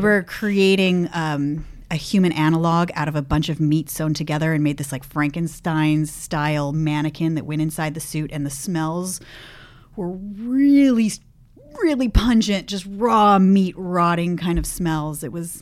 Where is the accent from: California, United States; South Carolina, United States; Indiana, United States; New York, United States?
California, United States; Los Gatos; moved away as an adult; now in San Francisco, United States; I grew up in Los Gatos